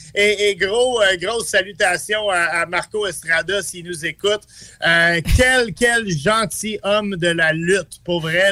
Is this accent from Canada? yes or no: yes; Montreal, Quebec, Canada; je suis un Montréalais ma mère m'envoyait à Paul Sauvé quand j'étais jeune